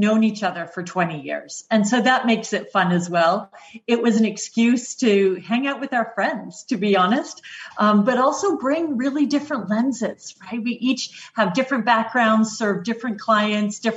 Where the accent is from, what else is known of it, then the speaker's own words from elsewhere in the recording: Oshawa, Ontario, Canada; moved away as an adult; also born or lived in United Kingdom; I grew up just outside Oshawa, which is a GM town